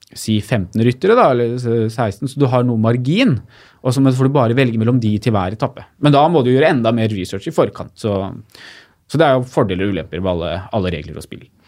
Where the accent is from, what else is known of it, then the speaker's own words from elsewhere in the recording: Lillehammer, Innlandet, Norway; Jeg er fra Lillehammer